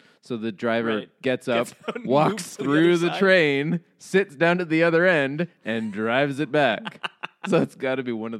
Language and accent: English; Canada; as a Canadian kid, I didn't know what miles per hour were.